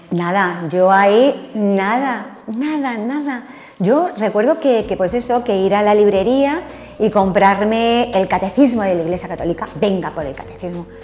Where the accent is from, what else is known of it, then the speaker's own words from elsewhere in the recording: Alcalá de Henares, Community of Madrid, Spain; moved away as an adult; now in Torrejón del Rey, Spain; Nací en Madrid, pero sobre los ocho años nos vinimos para Alcalá.